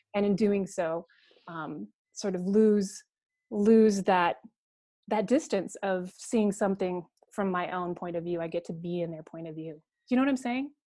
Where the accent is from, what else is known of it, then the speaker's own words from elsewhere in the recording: Coeur d'Alene, Idaho, United States; I was raised in Coeur d'Alene, Idaho